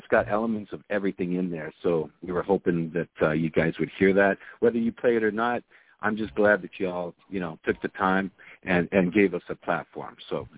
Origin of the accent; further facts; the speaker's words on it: Toronto, Ontario, Canada; we're from the 6. We're from Toronto, Canada.